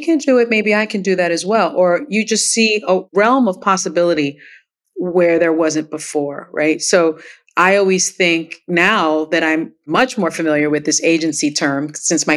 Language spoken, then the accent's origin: English; New York City, New York, United States; first language Spanish; English is a second language; I grew up poor in the South Bronx projects